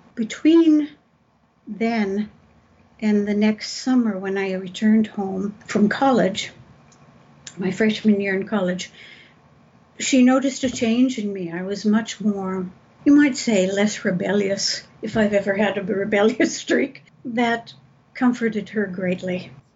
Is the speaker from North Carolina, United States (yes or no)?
no; San Gabriel Valley, Southern California, United States; I grew up in Southern California, out in the San Gabriel Valley, about 27 miles from Los Angeles